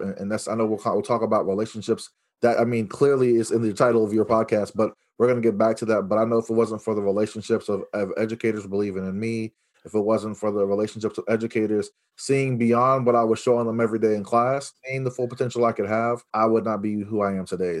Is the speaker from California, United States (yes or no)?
yes; Los Angeles, California, United States; I was born in Los Angeles, California